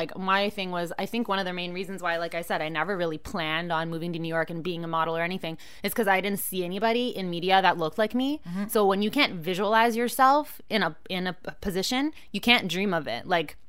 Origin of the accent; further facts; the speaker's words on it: Canada; I'm too Canadian for that shit.